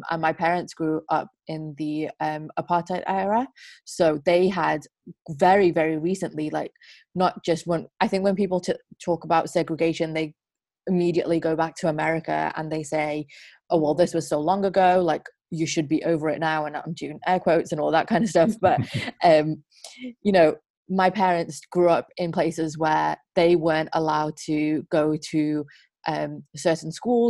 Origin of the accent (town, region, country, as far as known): Isle of Man; born or raised there; also born or lived in South Africa